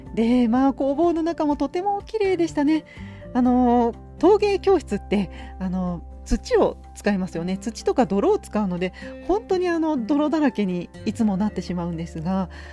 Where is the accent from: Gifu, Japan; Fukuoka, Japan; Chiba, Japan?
Gifu, Japan; 私の地元岐阜県